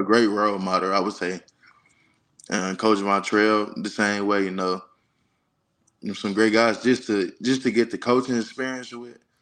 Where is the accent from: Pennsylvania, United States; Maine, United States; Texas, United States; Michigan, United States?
Michigan, United States; Detroit; now in Auburn, United States; I'm from Detroit, Michigan